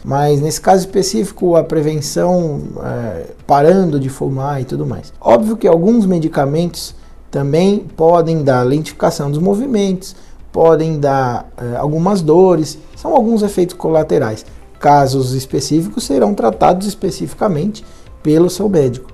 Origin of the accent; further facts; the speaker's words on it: Brazil